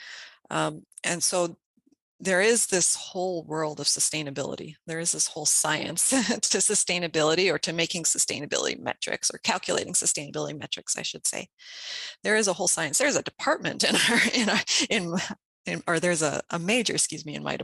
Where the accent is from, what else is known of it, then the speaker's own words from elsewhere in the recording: Saskatchewan, Canada; moved away as an adult; now in Minnesota, United States; I was born and raised in Saskatchewan, Canada